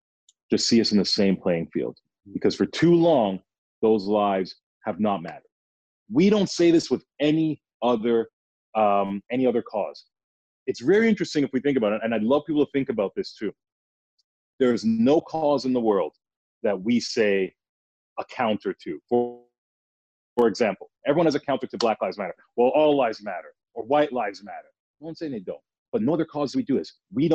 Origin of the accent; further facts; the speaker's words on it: Toronto, Ontario, Canada; I'm talking about, I was born at Mount Sinai Hospital, University Avenue. What are you talking about?